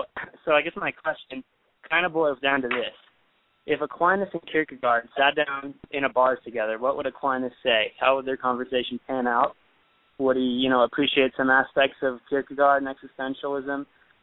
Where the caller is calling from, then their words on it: Cascade, California, United States; I'm calling from Cascade, California.